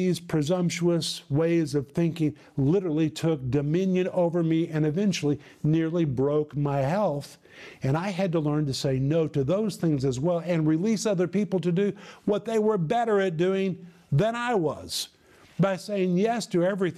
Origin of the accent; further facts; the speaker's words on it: United States; moved away as an adult; also born or lived in former Soviet Union; people saw me as an American